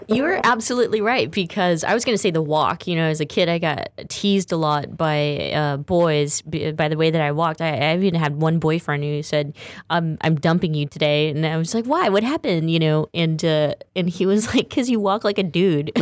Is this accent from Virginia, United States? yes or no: no; Stockton, California, United States; growing up in Stockton